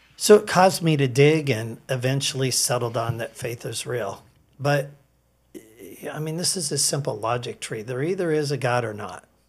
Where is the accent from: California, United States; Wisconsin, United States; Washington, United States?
Washington, United States; Edmonds; I grew up in Edmonds